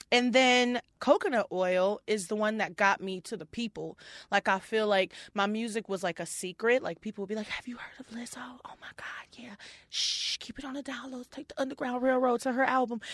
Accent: Houston, Texas, United States; moved away as an adult; also born or lived in Detroit; now in Minneapolis, United States; Born in Detroit, and then when I was ten years old, I moved to Houston

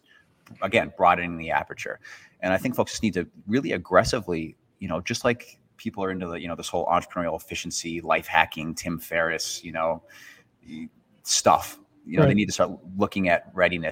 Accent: United States

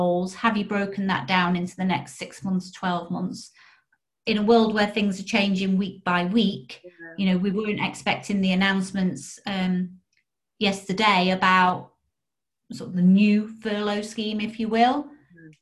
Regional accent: United Kingdom; we're British

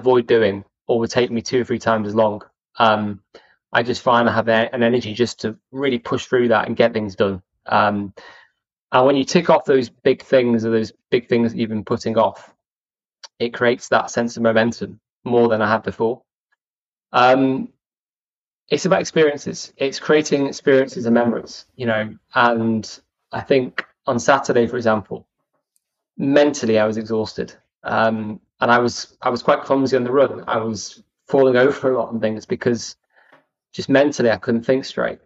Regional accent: Chester, North West England, United Kingdom; I was brought up in Chester

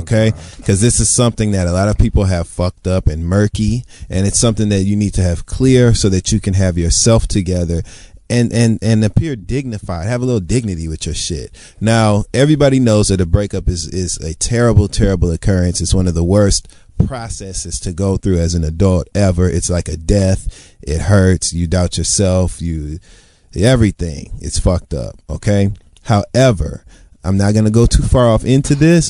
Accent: Detroit, Michigan, United States; I am from Detroit

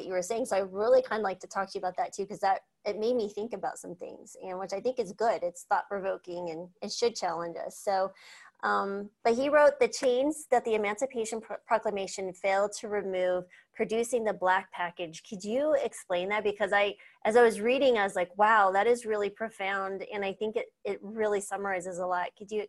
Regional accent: Southwest, United States; I grew up in the Southwest, and so we didn't have a lot of money, so we grew a lot of our own foods.

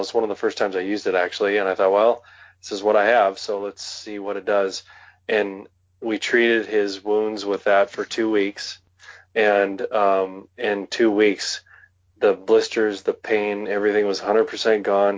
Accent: western North Dakota, United States; now in Wyoming, United States; growing up in North Dakota, um, the eastern side of the state is more humid

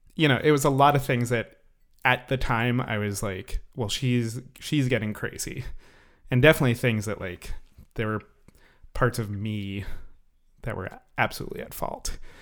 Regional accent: New York City, New York, United States; moved away as an adult; I'm from the New York City area.

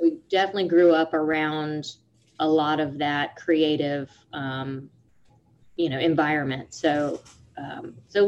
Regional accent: Panama City, Florida, United States; also born or lived in Grand Ridge, Florida; I'm from the Panama City area. I always say Panama City, but the Panama City area of Florida

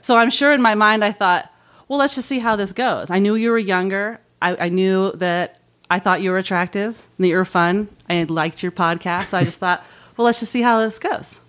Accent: Marin, California, United States; also born or lived in San Francisco; San Francisco for me, that's where I was born, and I was raised in Marin, and I've never lived an hour from San Francisco

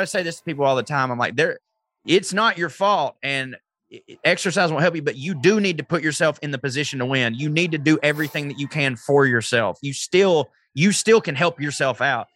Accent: the South, United States; I'm from the South

